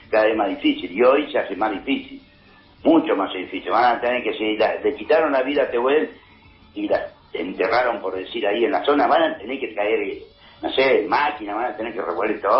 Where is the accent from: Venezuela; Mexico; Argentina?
Argentina; Es como somos los argentinos, los argentinos somos corderitos.